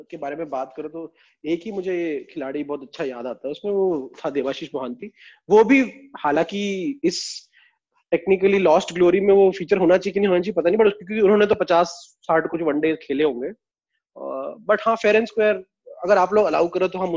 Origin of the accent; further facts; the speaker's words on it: Jabalpur, Madhya Pradesh, India; वो मुझे इसलिए पसंद है क्योंकि वो भी मेरे शहर जबलपुर से था